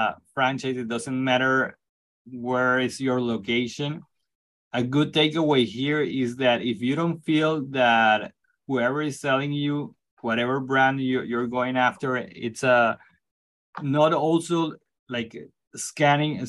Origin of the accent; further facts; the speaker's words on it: Venezuela; English is a second language; moved away; as a Latino myself, I'm originally from Venezuela